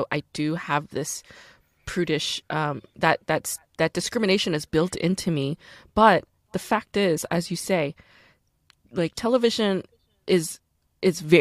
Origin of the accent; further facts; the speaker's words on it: United States; also born or lived in Korea; I'm an American.